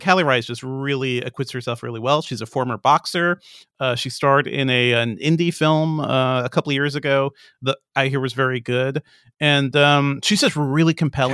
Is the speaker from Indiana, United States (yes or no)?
no; Hartford, Connecticut, United States; moved away; also born or lived in Amherst, Massachusetts; I grew up in Hartford, Connecticut